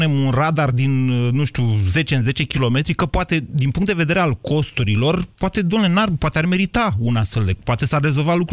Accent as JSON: {"language": "Romanian", "town": "Bistrița", "region": "Bistrița-Năsăud", "country": "Romania", "accent": "Transylvanian", "said": "Da, sunt din Bistrița."}